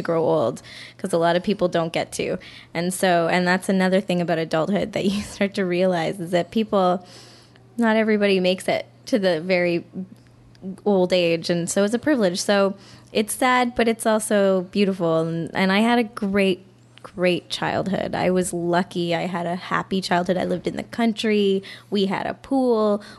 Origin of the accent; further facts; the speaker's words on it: Cornwall, Ontario, Canada; also born or lived in Toronto; now in Montreal, Canada; I grew up in Cornwall, which is half that size